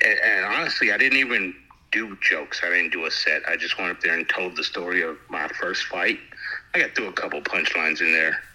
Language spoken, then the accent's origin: English; Hawaii, United States; moved away; I'm from Hawaii, so I, I like warmth